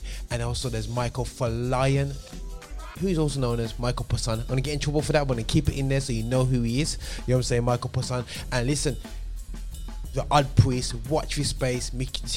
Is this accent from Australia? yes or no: no; Birmingham, West Midlands, United Kingdom; my hometown, Birmingham.